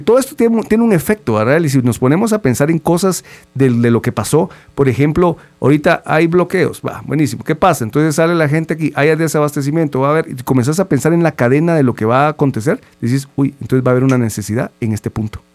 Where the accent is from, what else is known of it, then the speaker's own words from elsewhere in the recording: Guatemala; como guatemaltecos